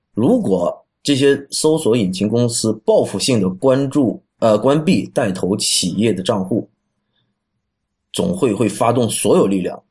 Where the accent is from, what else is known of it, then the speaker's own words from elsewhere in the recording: China; 我们中国人老百姓很多人都还在使用百度